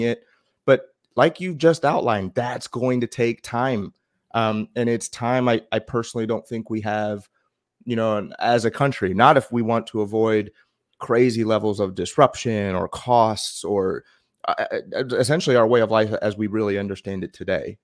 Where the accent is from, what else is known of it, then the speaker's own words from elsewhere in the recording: United States; being American